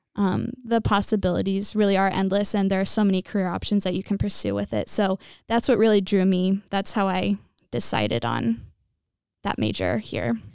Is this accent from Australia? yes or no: no; Temecula, California, United States; I'm from Temecula, California, and I'm a junior here at J P Catholic.